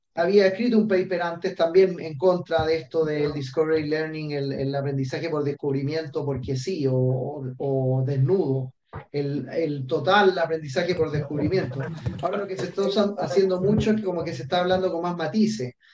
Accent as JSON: {"language": "Spanish", "country": "Chile", "also_born_or_lived": "Australia", "moved": "as an adult", "said": "yo soy chileno"}